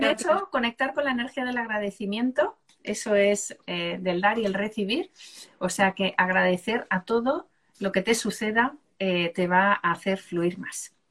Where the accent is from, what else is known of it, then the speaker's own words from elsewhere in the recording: Seville, Andalusia, Spain; yo soy de Sevilla.